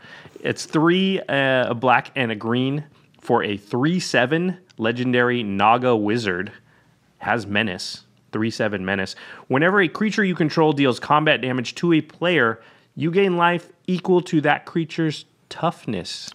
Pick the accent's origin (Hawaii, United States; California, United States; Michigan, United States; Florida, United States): Hawaii, United States; As a Hawaiian